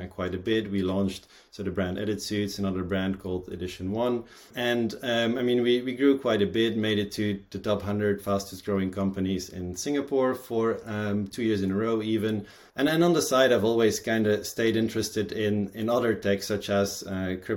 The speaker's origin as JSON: {"language": "English", "country": "Belgium", "tie": "born or raised there", "said": "born and raised in Belgium"}